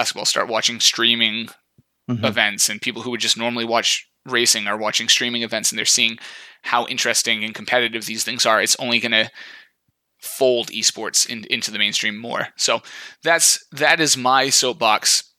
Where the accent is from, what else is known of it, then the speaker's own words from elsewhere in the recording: United States; it's tough being an American F1 fan.